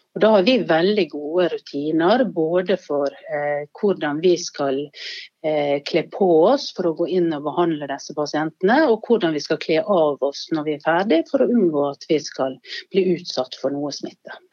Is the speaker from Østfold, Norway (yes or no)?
no; Sunnmøre, Møre og Romsdal, Norway; now in Bergen, Norway; som sunnmøring i Bergen